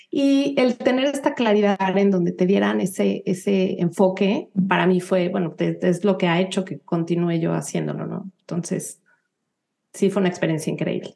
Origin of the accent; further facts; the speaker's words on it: Mexico City, Mexico; moved away as an adult; now in United States; yo nací, y crecí en la Ciudad de México